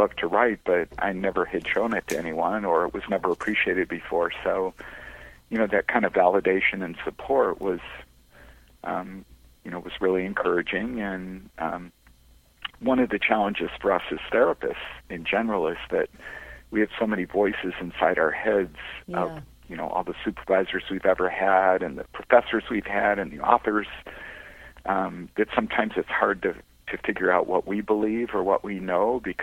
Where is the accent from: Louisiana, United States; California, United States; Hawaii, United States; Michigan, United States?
Michigan, United States; Detroit; now in Huntington Beach, United States; I grew up in Detroit